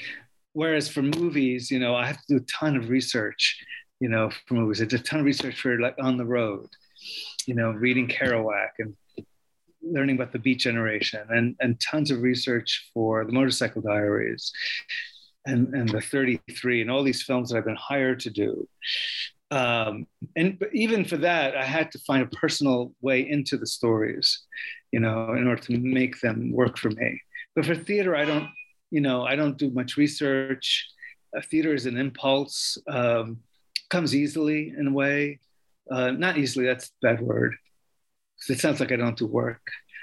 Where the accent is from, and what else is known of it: New York, United States; born or raised there